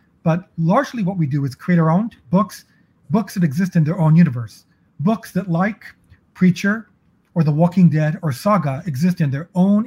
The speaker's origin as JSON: {"language": "English", "town": "San Francisco", "region": "California", "country": "United States", "tie": "born or raised there", "said": "I grew up in San Francisco"}